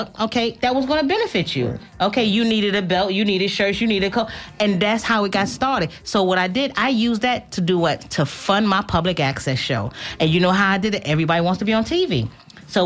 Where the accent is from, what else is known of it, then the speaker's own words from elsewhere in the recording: New York, United States; I'm from New York